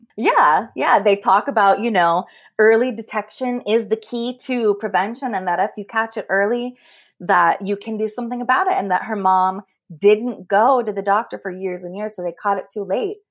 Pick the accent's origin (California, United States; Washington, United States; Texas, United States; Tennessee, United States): California, United States; Bay Area; I grew up in the Bay Area